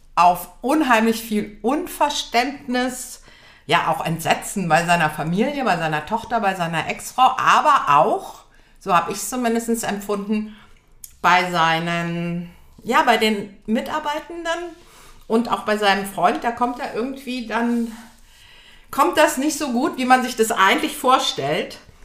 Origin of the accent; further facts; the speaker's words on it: Göttingen, Lower Saxony, Germany; am Theater Heidelberg in Göttingen, wo ich herkomme